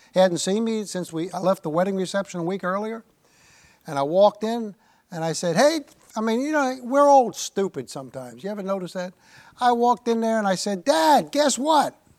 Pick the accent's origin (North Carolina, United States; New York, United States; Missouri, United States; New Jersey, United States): New York, United States; New York City; I was born there